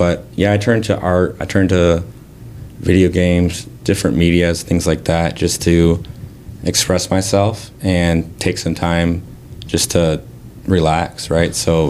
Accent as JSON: {"language": "English", "town": "Saginaw", "region": "Michigan", "country": "United States", "said": "I'm from the Saginaw area."}